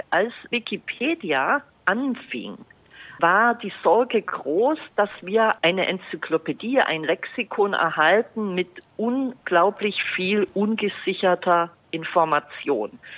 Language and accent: German; Bavaria, Germany; Also ein findiger äh, Journalist hier aus meiner Heimat hat äh, zum Beispiel ChatGPT gefragt, nenne fünf berühmte Franken.